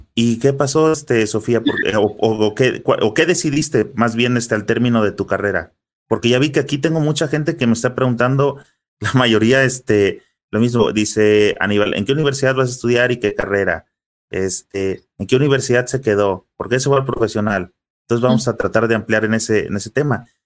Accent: Mexico; como mexicanos

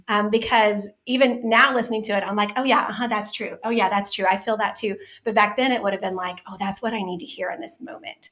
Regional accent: Dallas, Texas, United States; I'm from South Dallas

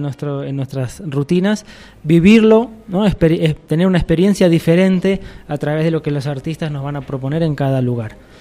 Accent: Argentina; moved away as an adult; now in Cochabamba, Bolivia; Yo soy de Argentina, como lo habrán notado. Eh, llevo 11 años viviendo en Bolivia

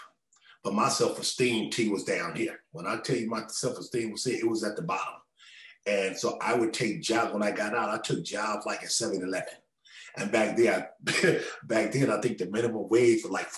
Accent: Los Angeles, California, United States; I was born in South Central Los Angeles

